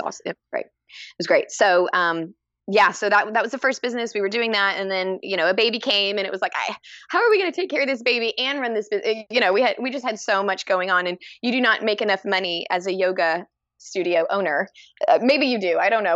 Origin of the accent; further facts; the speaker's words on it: Texas, United States; also born or lived in Dallas; I'm from Texas. I was born and raised in Texas, and I'm and currently in Texas